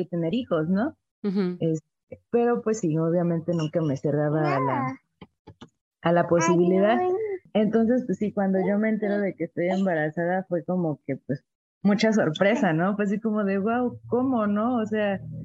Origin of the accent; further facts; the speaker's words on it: Veracruz, Mexico; also born or lived in La Paz, Baja California Sur; now in Mexico City, Mexico; actualmente vivo en la Ciudad de México, pero pues yo soy originaria de Veracruz